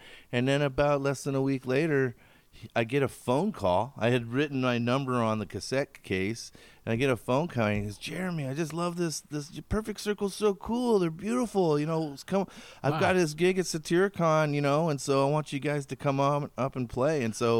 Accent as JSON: {"language": "English", "town": "Scotts Mills", "region": "Oregon", "country": "United States", "tie": "born or raised there", "said": "I grew up in Scotts Mills, Oregon, which is by Silverton."}